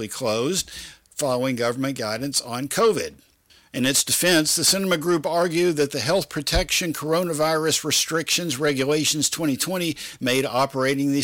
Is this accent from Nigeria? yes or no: no; Statesboro, Georgia, United States; now in Texas, United States; my hometown of Statesboro, Georgia